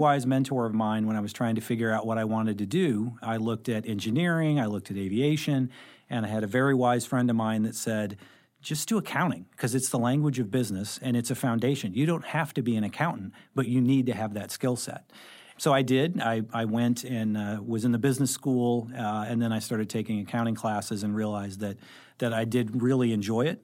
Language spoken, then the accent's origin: English; Carbondale, Illinois, United States; moved away as an adult; also born or lived in Saint Louis; I actually grew up in Southern Illinois. So I grew up in Carbondale